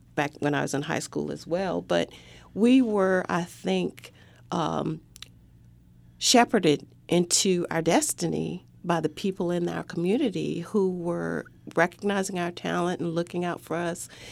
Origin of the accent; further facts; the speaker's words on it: Raleigh, North Carolina, United States; I grew up in Raleigh, so we all lived on the same side of town.